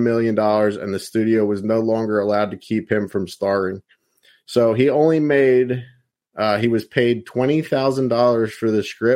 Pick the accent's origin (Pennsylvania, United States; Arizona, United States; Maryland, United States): Pennsylvania, United States; moved away as an adult; now in Florida, United States; I'm from Pennsylvania. I lived in Pennsylvania most of my life and not far from Philadelphia